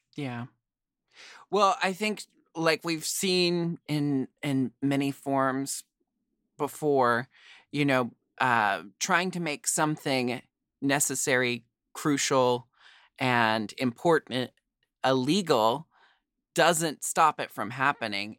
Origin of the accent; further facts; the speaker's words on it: Portland, United States; I grew up in Portland where there was an all ages queer dance club for me to start drag